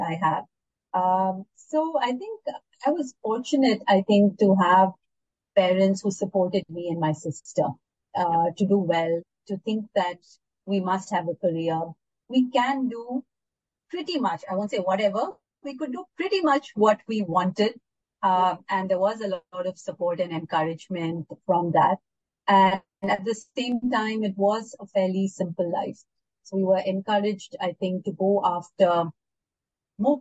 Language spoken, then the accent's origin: English; Delhi, India; also born or lived in Chennai, Tamil Nadu; I grew up between Delhi and Chennai. So I was born in Chennai, but I spent a large part of my childhood in Delhi.